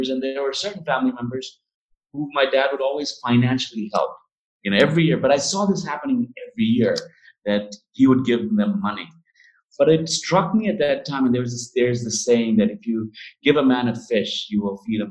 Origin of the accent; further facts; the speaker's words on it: India; since I was a small kid growing up in India